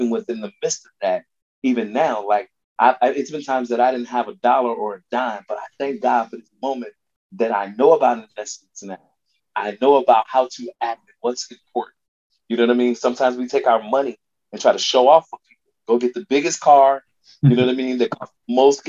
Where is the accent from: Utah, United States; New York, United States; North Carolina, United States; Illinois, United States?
Illinois, United States; Chicago; I'm from the West Side of Chicago